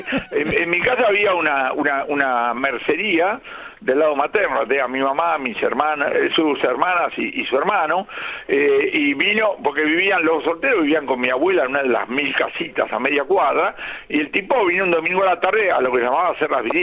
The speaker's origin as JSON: {"language": "Spanish", "region": "Buenos Aires", "country": "Argentina", "tie": "born or raised there", "said": "Nací en Liniers, nací en Liniers, cuadras. Del, otro lado de la estación, vos sabés que eh, el Liniers es un barrio eh, separado por la vía."}